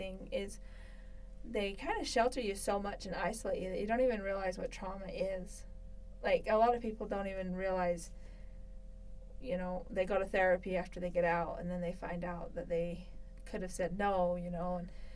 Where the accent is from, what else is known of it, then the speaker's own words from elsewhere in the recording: Alta, Utah, United States; also born or lived in Sandy, Utah; I grew up in Alta. I went to school in Alta Academy, which was in Sandy, Utah